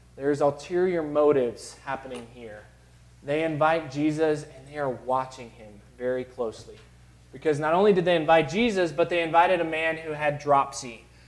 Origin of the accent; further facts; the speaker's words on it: Chicago, Illinois, United States; Growing up in Chicago, uh, my aunts and uncles on both sides uh, were very close